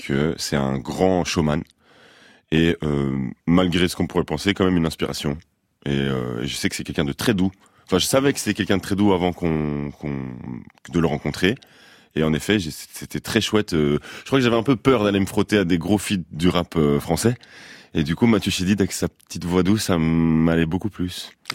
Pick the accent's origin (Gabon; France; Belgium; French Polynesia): Belgium; Brussels, Brussels-Capital Region; moi je viens de Bruxelles.